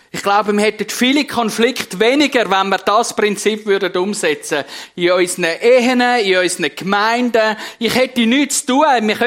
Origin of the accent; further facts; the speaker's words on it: Switzerland; Als, als Schweizer wenn wir glänzen, als Prediger wenn wir glänzen